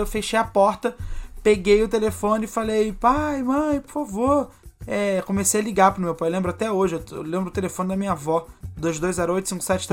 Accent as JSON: {"language": "Portuguese", "region": "Rio de Janeiro", "country": "Brazil", "said": "eu estava morando no Rio de Janeiro, eu sou carioca"}